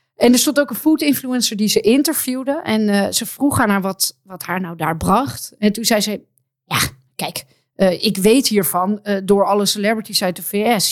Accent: Amsterdam, North Holland, Netherlands; als Amsterdammer

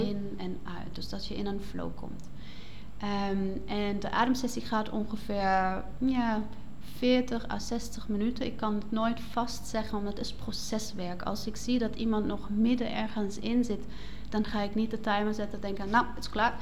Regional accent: Black Forest, Baden-Württemberg, Germany; accent: German; Dutch is a second language; moved away as an adult; also born or lived in Netherlands; now in Nijmegen, Netherlands; Ik kom uit een mooie zwarte woud in het zuiden van Duitsland. Mhm. Ik ben opgegroeid op een boerderij en ehm, sinds, oeh, even rekenen, acht jaar leef ik in Nederland

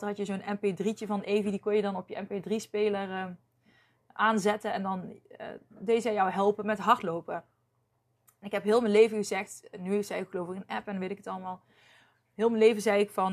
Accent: North Brabant, Netherlands; accent: Brabants; ik heb me nooit geschaamd voor mijn Brabants accent

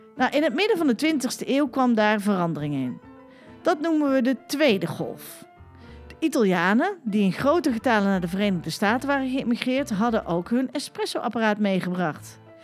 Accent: Utrecht, Netherlands; wij komen uit Utrecht

